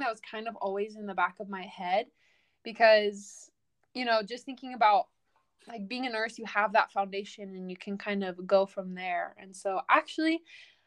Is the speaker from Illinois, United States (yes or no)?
no; Temecula, California, United States; growing up in Temecula